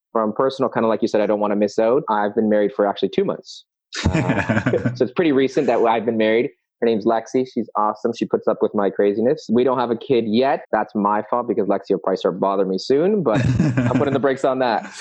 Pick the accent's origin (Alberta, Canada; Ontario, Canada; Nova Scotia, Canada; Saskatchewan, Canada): Ontario, Canada; Toronto; I'm also born and raised in Toronto